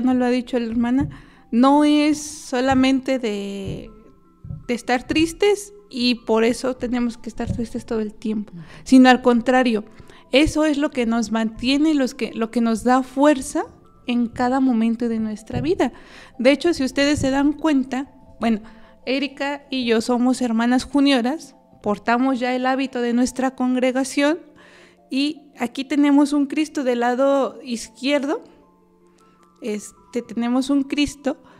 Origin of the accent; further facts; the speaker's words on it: Querétaro, Mexico; yo soy originaria del estado de Querétaro